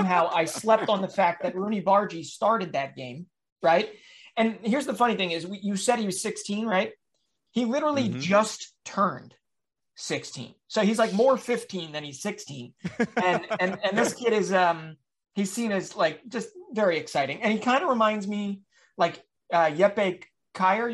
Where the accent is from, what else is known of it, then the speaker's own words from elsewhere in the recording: Philadelphia, Pennsylvania, United States; my hometown team, the Philadelphia Union